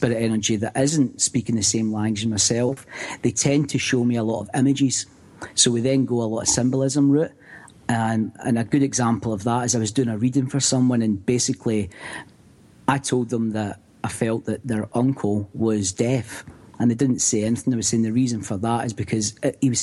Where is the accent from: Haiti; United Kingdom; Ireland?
United Kingdom; Scotland; growing up in Scotland